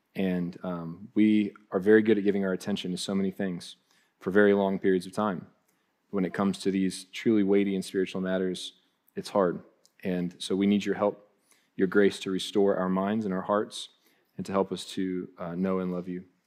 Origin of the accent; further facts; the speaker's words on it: Columbus, Ohio, United States; moved away; we're from Columbus